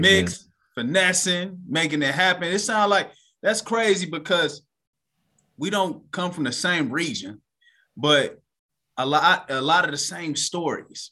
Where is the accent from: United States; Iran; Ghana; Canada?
United States; growing up in America, we not taught that Black people around the world